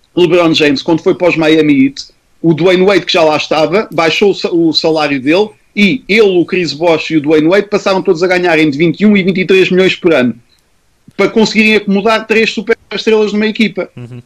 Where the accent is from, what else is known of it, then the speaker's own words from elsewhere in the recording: Portugal; nós somos portugueses